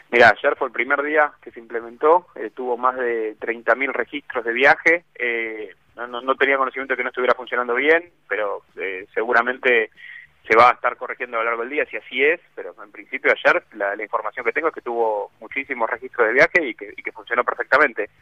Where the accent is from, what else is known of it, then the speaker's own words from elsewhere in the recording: Argentina; no me siento representado como argentino